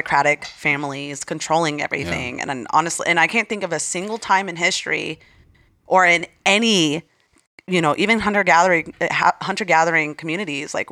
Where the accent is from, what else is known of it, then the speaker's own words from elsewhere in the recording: Arizona, United States; I cannot believe my home state is blue.